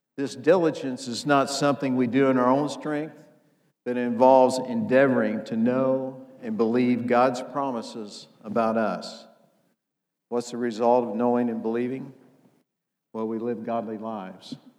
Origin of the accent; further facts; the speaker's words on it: Indiana, United States; I'm from Indiana, and if you know anything about Indiana, we play basketball.